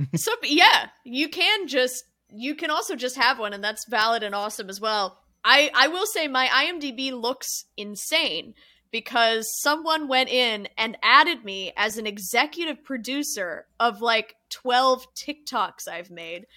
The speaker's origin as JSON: {"language": "English", "region": "California", "country": "United States", "tie": "born or raised there", "said": "My home state is California"}